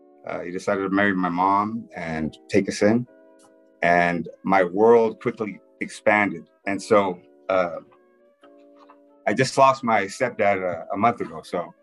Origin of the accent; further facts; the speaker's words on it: Tijuana, Baja California, Mexico; also born or lived in San Diego, California; originally from Tijuana, Mexico, just south of the border, just a couple hours south of here. Born on both sides of the border, raised on both sides of the border, meaning Tijuana and San Diego, California